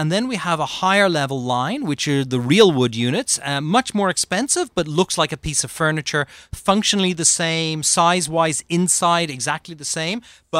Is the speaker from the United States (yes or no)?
no; Ireland; So growing up in Ireland, for me, it was normal living.